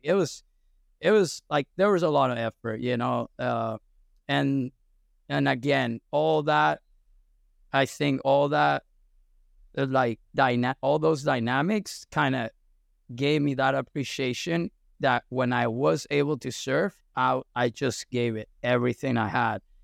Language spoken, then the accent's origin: English; Caracas, Capital District, Venezuela; I was born and raised in Venezuela, and I'm actually from Caracas, from the capital city.